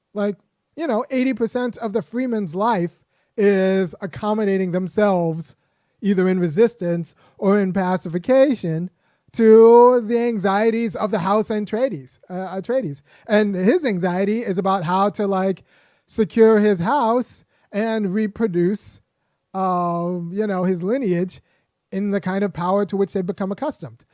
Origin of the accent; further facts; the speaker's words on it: California, United States; as a young boy growing up in California